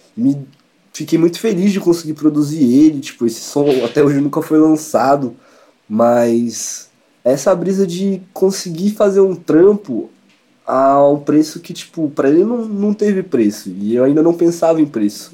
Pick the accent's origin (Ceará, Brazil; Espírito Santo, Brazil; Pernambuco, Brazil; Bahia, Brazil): Espírito Santo, Brazil; now in São Paulo, Brazil; Eu sou do Espírito Santo, sou capixaba